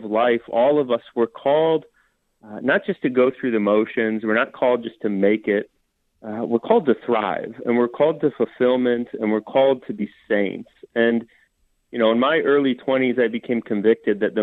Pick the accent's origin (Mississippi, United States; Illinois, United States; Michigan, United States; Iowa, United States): Iowa, United States; Des Moines; I was raised in Des Moines